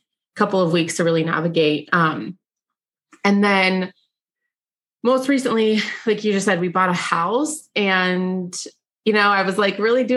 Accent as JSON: {"language": "English", "town": "Pittsburgh", "region": "Pennsylvania", "country": "United States", "tie": "born or raised there", "also_born_or_lived": "Bulgaria"}